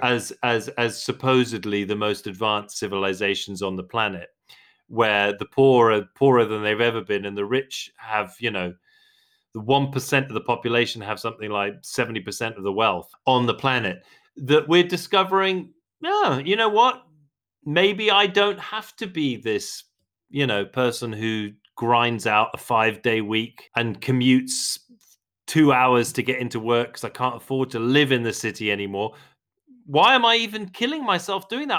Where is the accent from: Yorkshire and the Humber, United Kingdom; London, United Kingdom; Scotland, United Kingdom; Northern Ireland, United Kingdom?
London, United Kingdom; I'm a Londoner. I was born in London. I grew up in London